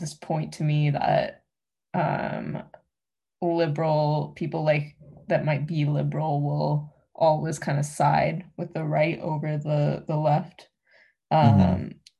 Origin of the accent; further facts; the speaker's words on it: Canada; I'm Canadian